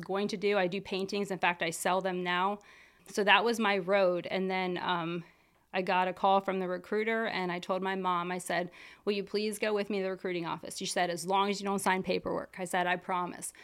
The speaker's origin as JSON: {"language": "English", "area": "Lancaster County", "region": "Pennsylvania", "country": "United States", "tie": "born or raised there", "said": "grew up here, right here in Lancaster County. I went to Ephrata High School."}